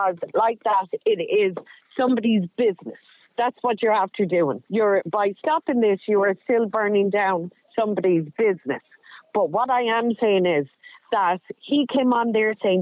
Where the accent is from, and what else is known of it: County Clare, Munster, Ireland